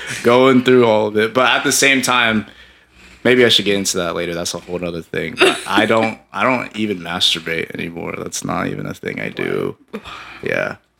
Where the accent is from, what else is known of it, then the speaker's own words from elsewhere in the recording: San Diego, California, United States; also born or lived in Pennsylvania; I'm from San Diego. I've been raised here for 18 years, born in Pennsylvania for 3.